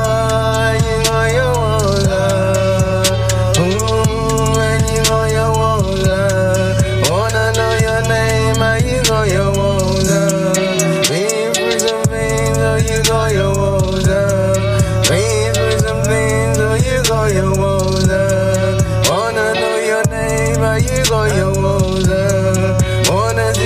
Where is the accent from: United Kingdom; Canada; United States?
United Kingdom; England; we're English